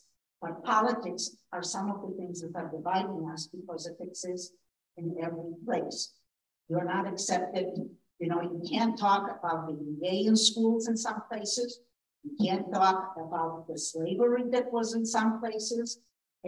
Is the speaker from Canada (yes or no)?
no; Israel; moved away; also born or lived in Poland; I grew up in Israel, so I know it very well.